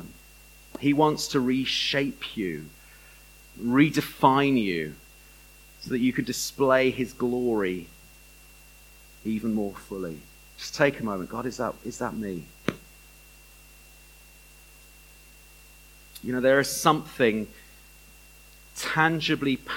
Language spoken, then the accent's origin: English; Bath, South West England, United Kingdom; I grew up in Bath.